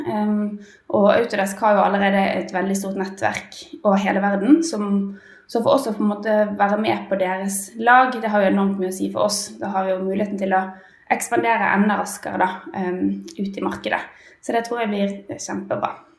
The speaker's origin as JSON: {"language": "Norwegian", "town": "Bergen", "region": "Vestland", "country": "Norway", "moved": "as an adult", "lives_now": "Oslo, Norway", "said": "jeg er jo egentlig bergenser, da, men har uh, emigrert til Oslo for en liten periode i hvert fall."}